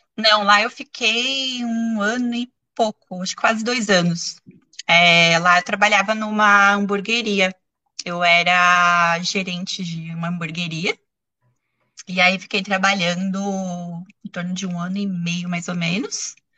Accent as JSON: {"language": "Portuguese", "town": "Santo André", "region": "São Paulo", "country": "Brazil", "tie": "born or raised there", "said": "Eu sou natural de Santo André, que é uma cidade da Grande São Paulo, né, no interior"}